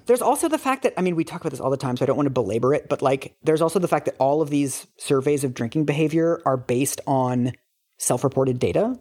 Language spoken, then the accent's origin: English; United States; also born or lived in London; I, as an American